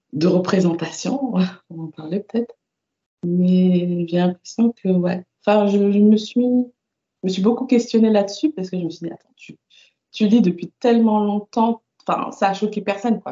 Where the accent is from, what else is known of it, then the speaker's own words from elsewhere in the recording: Paris suburbs, Île-de-France, France; Alors moi j'ai grandi en banlieue parisienne de parents antillais